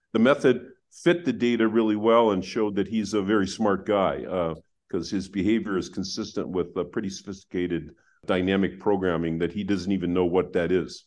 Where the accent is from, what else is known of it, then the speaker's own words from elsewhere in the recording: Wisconsin, United States; I grew up in Wisconsin